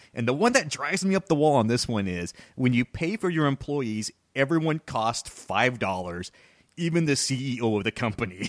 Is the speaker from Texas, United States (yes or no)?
yes; Texas, United States; I'm from Texas